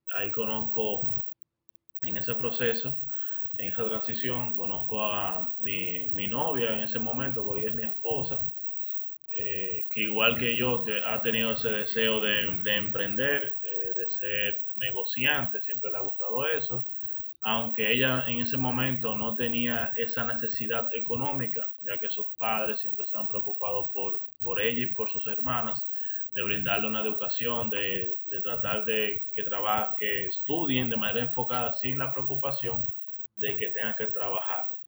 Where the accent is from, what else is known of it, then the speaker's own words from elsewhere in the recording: Dominican Republic; nosotros los dominicanos